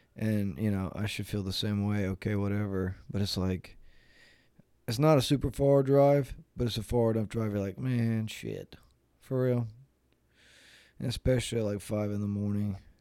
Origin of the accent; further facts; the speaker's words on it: North Carolina, United States; I'm from North Carolina